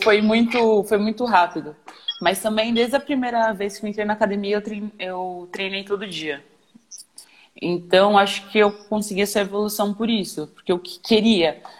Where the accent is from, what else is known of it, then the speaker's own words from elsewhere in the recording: São Paulo, Brazil; eu sou de São Paulo